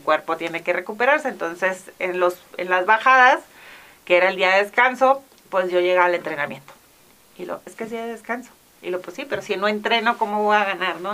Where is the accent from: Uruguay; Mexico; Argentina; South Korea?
Mexico; como mexicanos también tenemos